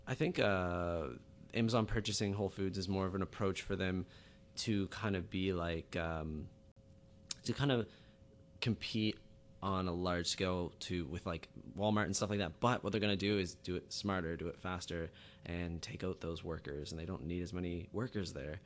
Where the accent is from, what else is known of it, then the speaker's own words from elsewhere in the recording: Halifax, Nova Scotia, Canada; I'm from Halifax, Nova Scotia